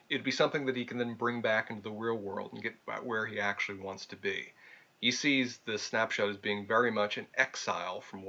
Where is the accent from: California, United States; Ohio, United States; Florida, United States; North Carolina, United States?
North Carolina, United States; Charlotte; growing up in Charlotte, which is a nice, well-developed city.